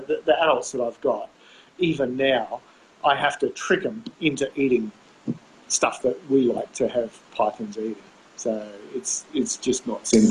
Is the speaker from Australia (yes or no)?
yes; Australia; I'm 7 generations Australian